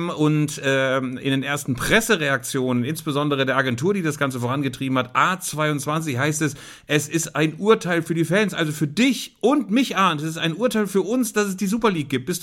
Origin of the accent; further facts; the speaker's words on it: Lower Saxony, Germany; in den Salinen von Bad Rotenfelde in der Nähe meiner Heimat so an diesen Salinen entlang geht